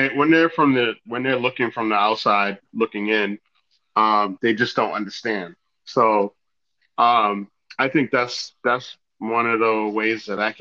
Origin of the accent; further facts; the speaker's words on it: United States; I was born here in the States